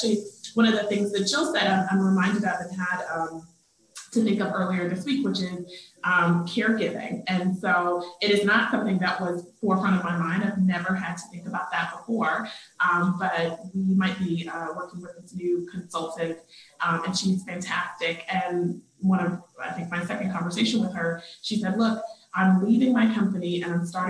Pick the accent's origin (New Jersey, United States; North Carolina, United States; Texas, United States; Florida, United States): North Carolina, United States; accent: Southern; So I'm from North Carolina, and I grew up with a very thick Southern accent.